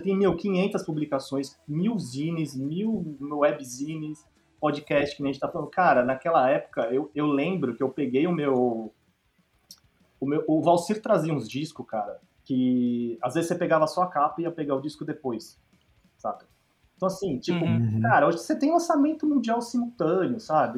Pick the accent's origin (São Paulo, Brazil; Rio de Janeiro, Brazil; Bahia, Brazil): São Paulo, Brazil; Eu sou de São Paulo, então eu tive a sorte, assim, na real, de, putz, meu pai, meu pai e minha mãe, minha casa era bem musical